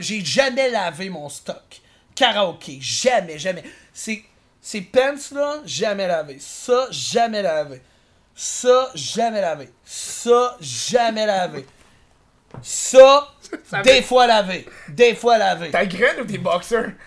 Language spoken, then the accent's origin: French; Quebec City, Quebec, Canada; now in Montreal, Canada; je suis originaire de Québec.